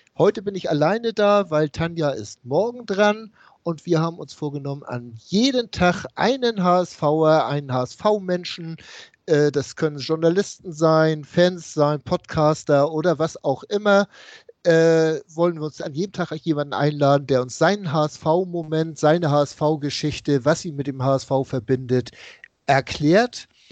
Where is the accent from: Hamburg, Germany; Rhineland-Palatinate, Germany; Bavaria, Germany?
Hamburg, Germany; Ich komme aus dem Norden Hamburgs